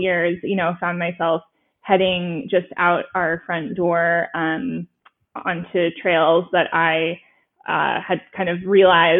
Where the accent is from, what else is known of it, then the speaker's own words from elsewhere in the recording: San Francisco Bay Area, California, United States; I grew up in the Bay Area in California.